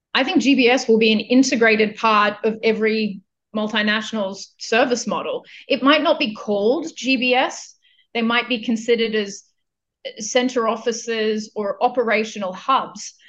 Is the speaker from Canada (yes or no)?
no; Australia; moved away as an adult; also born or lived in India / Philippines / Lithuania / China; I am originally from Australia